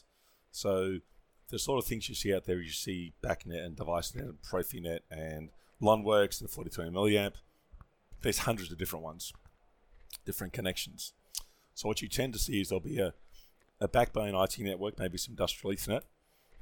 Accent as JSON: {"language": "English", "country": "Australia", "tie": "born or raised there", "said": "I grew up in Australia"}